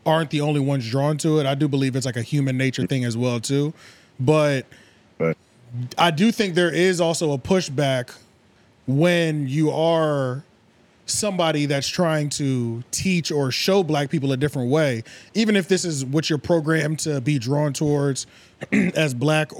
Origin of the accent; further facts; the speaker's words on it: Philadelphia, Pennsylvania, United States; now in North Carolina, United States; I'm not from North Carolina. I'm from Philly